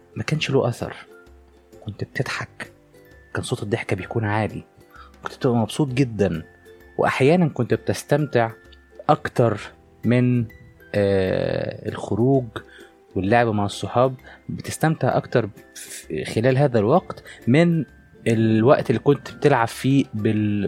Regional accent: Egypt; عندنا في مصر

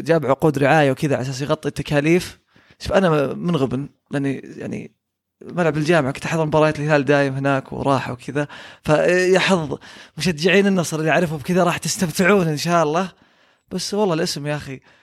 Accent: Saudi Arabia; عندنا في السعوديه

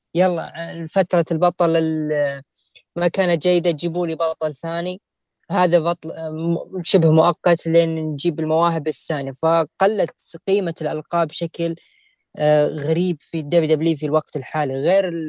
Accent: Saudi Arabia; عندنا في السعوديه

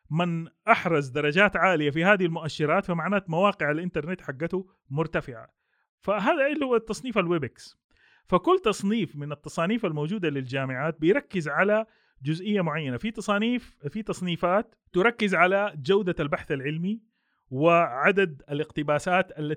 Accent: Saudi Arabia; ما عندنا في السعوديه عندنا المرحله الثالثه والرابعه معتمده

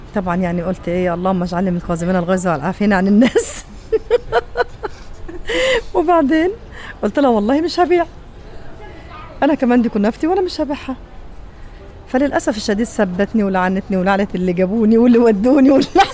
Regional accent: Egypt; now in Saudi Arabia; انا مصريه

